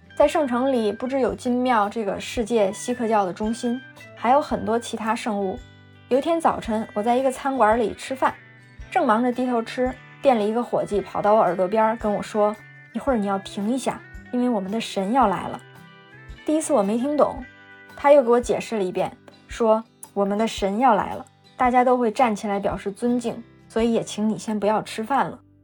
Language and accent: Chinese; China; 他们又问我是中国人吗？我说是。